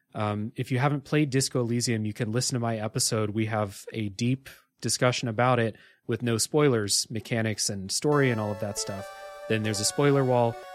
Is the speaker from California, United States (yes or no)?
no; Ohio, United States; I grew up in Ohio